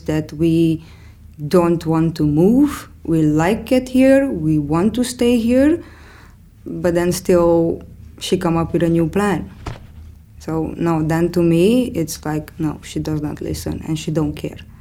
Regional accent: Romania; moved away as an adult; now in Amsterdam, Netherlands; I'm originally coming from Romania. I moved to the Netherlands in 2010.

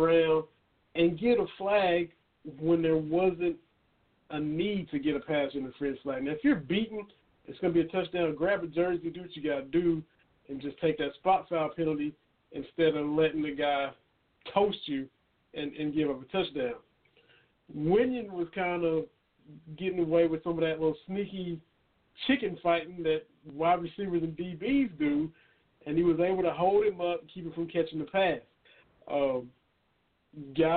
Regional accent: Kentucky-Tennessee border, United States; growing up on the Kentucky-Tennessee border

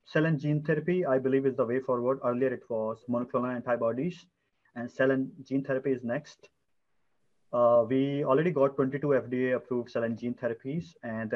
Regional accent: India; moved away; India, my home country.

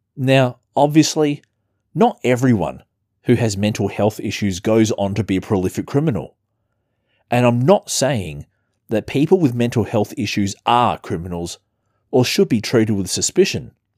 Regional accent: Adelaide, South Australia, Australia; my hometown, Adelaide, South Australia

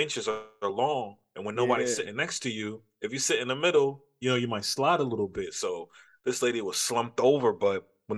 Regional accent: New York City, New York, United States; As a New Yorker

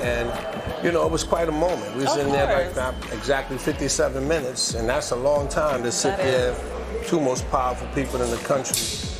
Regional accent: New York, United States; I'm from Harlem, 164th Street, Amsterdam.

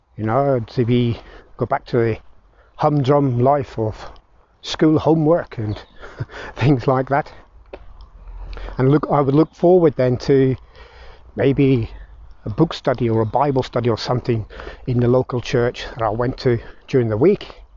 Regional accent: Belfast, Northern Ireland, United Kingdom; moved away; And I grew up in Belfast, Northern Ireland, I saw the start of the Troubles

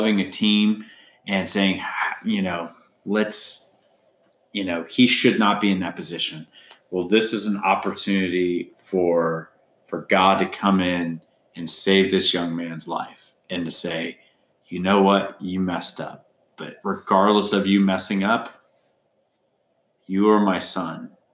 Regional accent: Indianapolis, Indiana, United States; also born or lived in Carmel, Indiana; I was born in Indianapolis and just actually born in Carmel, Indiana, because that's where the hospital was, but Indianapolis native

